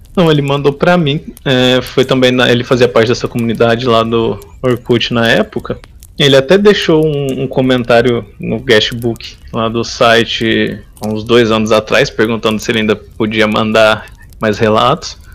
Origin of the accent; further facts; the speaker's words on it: São Joaquim da Barra, São Paulo, Brazil; Sou do interior de São Paulo, sou de uma cidadezinha chamada São Joaquim da Barra